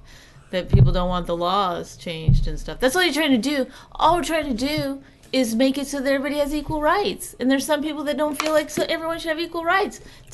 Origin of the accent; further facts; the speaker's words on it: Canada; because I'm Canadian and I had to do okay.